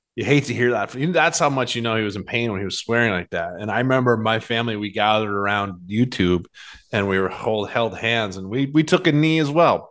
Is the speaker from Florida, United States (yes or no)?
no; Boston, Massachusetts, United States; I grew up in Boston.